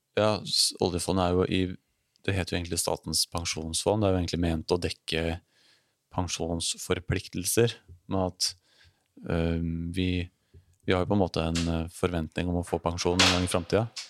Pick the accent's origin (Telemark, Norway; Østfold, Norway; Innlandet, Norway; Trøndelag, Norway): Innlandet, Norway; Elverum; Jeg kommer fra Elverum